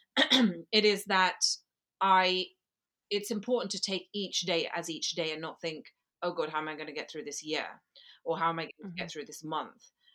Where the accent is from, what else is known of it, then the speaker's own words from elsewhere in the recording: Gujarat, India; now in London, United Kingdom; Gujarati, which is where I come from, Gujarat region of India